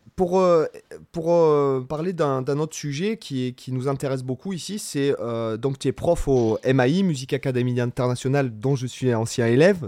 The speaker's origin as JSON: {"language": "French", "town": "Toulon", "region": "Provence-Alpes-Côte d'Azur", "country": "France", "moved": "yes", "lives_now": "Spain", "said": "je suis de Toulon"}